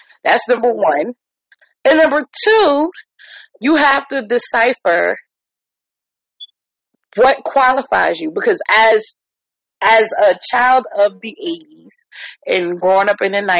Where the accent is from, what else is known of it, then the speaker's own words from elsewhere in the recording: New York, United States; now in Virginia, United States; I'm a New Yorker